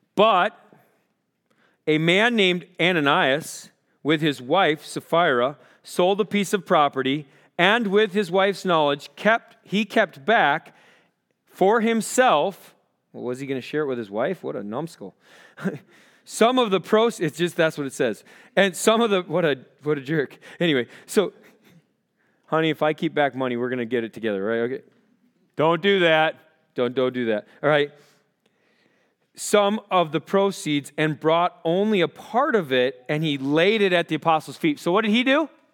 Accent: Rochester, Minnesota, United States; I grew up in Rochester, Minnesota

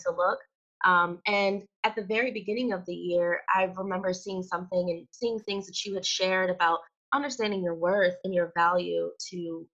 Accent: Wilmington, Delaware, United States; I'm from Wilmington, Delaware

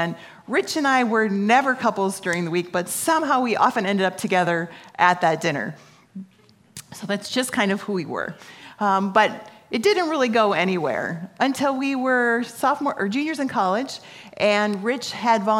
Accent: Apple Valley, United States; I grew up in Apple Valley

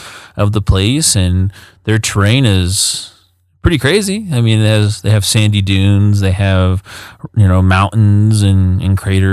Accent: Aurora, United States; Me, I'm from Aurora.

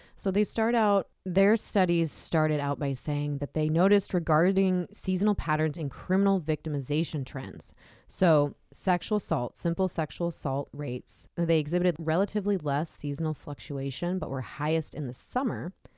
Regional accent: Southern California, United States; I grew up in Southern California

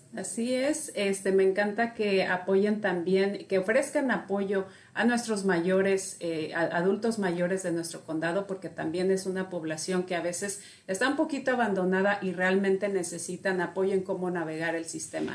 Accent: Mexico; yo soy mexicana, soy pues latina

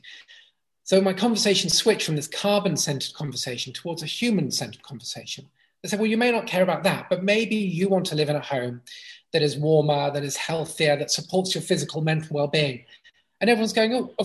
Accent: Brighton, South East England, United Kingdom; I grew up in Brighton, playing on the beach and running wild in the countryside

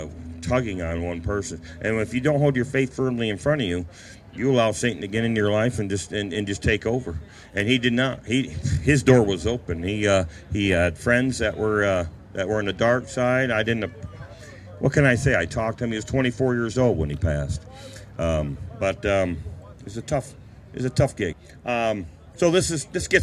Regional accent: Owego, New York, United States; also born or lived in Appalachia; I'm from Owego, New York.

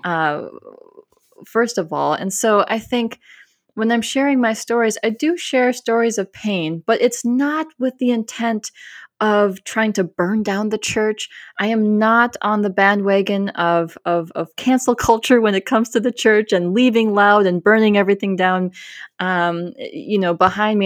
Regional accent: Minnesota, United States; also born or lived in South Carolina; now in Austin, United States; I was born in South Carolina, grew up in Minnesota, and now live in Austin, Texas

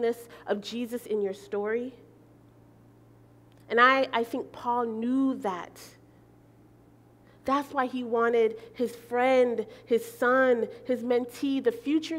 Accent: Belize; moved away; I'm from Belize

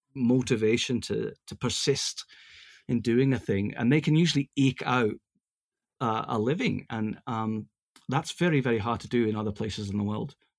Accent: Glasgow, Scotland, United Kingdom; also born or lived in Los Angeles, United States; now in Yokohama, Japan; I come from Glasgow, uh, as early as the seventies

